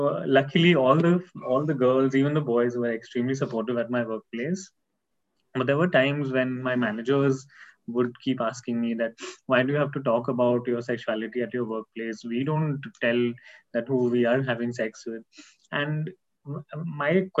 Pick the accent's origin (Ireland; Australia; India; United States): India; Nagpur, Maharashtra; moved away as an adult; also born or lived in Pune; This was all in Nagpur. I'm basically from Nagpur